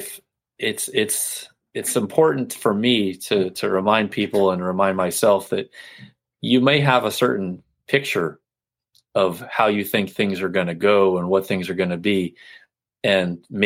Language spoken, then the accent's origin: English; Florida, United States; I grew up in Florida